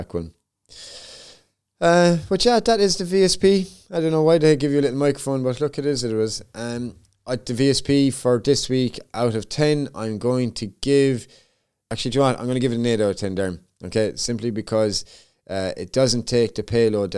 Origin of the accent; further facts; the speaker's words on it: Limerick, Munster, Ireland; my hometown of Limerick, Ireland